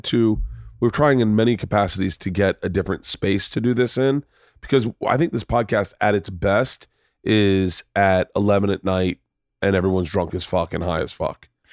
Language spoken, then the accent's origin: English; United States; I'm from America